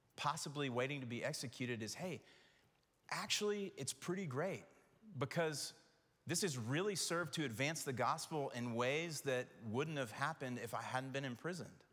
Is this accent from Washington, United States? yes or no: no; Knoxville, Tennessee, United States; growing up in Knoxville